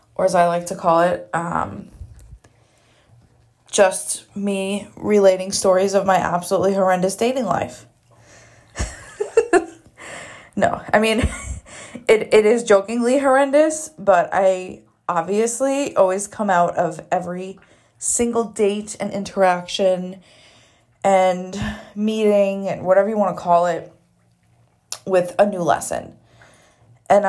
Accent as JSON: {"language": "English", "region": "New Jersey", "country": "United States", "moved": "yes", "lives_now": "Arizona, United States", "said": "We are both from the East Coast. I'm from Jersey."}